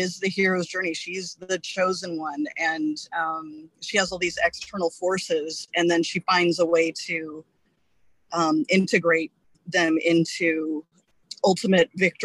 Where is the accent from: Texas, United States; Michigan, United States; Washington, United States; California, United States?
Washington, United States; Snoqualmie Valley; I grew up in the Snoqualmie Valley, lived here most of my life